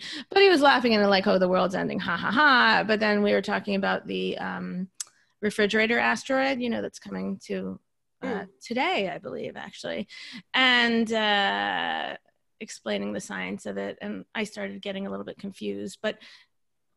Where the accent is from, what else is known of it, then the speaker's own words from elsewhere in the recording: Florida, United States; I'm also from Florida